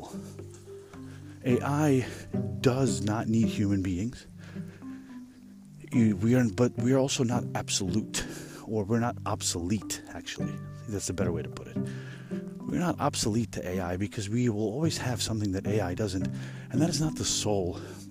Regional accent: United States; here we are in America

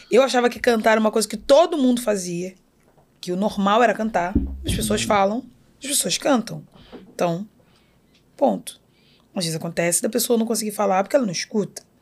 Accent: Magé, Rio de Janeiro, Brazil; born there; Nasci em Magé.

